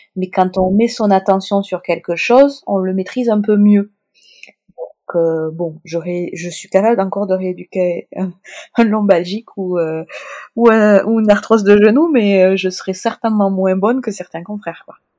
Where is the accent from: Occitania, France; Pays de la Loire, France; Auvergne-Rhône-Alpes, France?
Occitania, France; Toulouse; accent: Toulouse sing-song accent; mon accent chantant toulousain